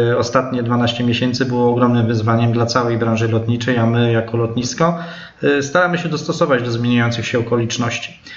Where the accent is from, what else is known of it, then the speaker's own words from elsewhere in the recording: Olsztyn, Warmian-Masurian Voivodeship, Poland; jestem z Olsztyna, dlatego nas to cieszy, że nie trzeba daleko jechać, odprowadzać.